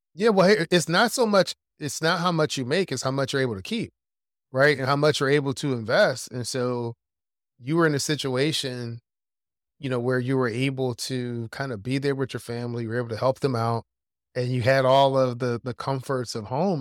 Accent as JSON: {"language": "English", "town": "Philadelphia", "region": "Pennsylvania", "country": "United States", "tie": "born or raised there", "said": "when I was growing up in Philadelphia"}